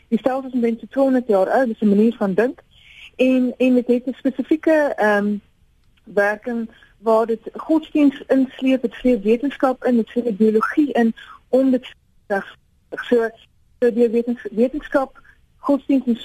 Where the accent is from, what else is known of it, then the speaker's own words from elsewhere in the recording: South Africa; ons as Afrikaners